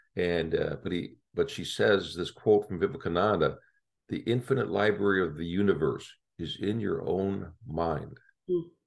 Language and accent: English; Chicago, Illinois, United States; moved away; I grew up in Chicago